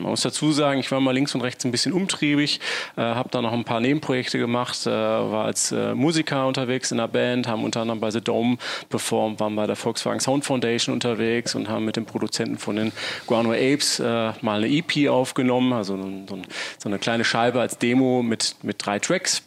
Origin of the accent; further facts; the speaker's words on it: Essen, North Rhine-Westphalia, Germany; also born or lived in Solingen; bin aber tatsächlich als gebürtiger Essener auf auf Kohlen geboren und hatte mich immer wieder in die Heimat zurückgesehen